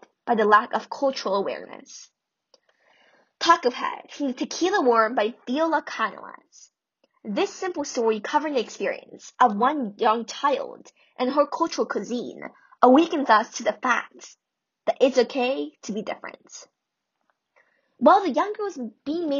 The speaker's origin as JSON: {"language": "English", "country": "United States", "said": "I'm Korean American"}